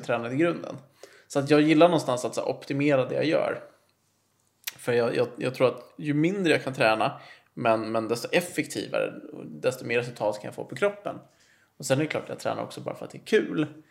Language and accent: Swedish; Nacka, Stockholm County, Sweden; now in Täby, Sweden; jag är uppvuxen i Nacka och sen flyttade jag till Täby 2010